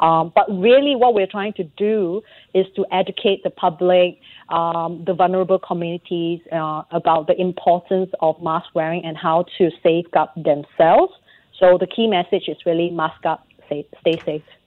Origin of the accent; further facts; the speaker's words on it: Singapore; being a Singaporean